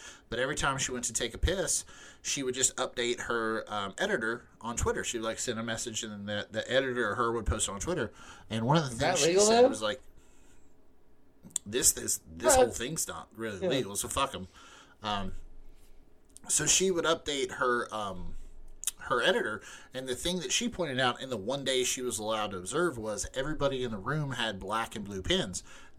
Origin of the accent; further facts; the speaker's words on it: Arizona, United States; They're from Florida. I'm from Arizona.